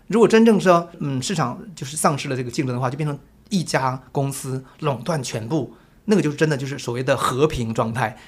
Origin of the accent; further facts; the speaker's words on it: Jilin, China; now in Taiwan; 我是一九七零年代出生，我出生时候我还依稀当中我还记得毛泽东去世时候，我们在那个村庄的长白山里边一所小学校的操场上给他默哀的镜头。